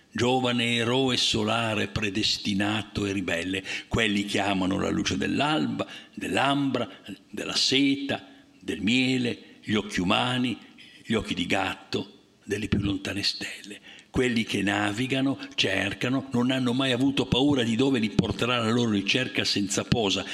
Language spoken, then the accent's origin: Italian; Liguria, Italy; io come Ligure